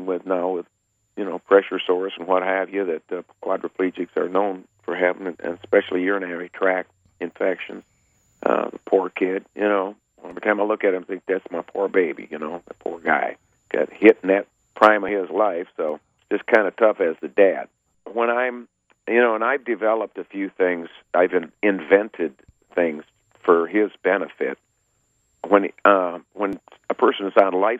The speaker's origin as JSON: {"language": "English", "region": "northern Michigan", "country": "United States", "tie": "born or raised there", "said": "it's close right here in my hometown"}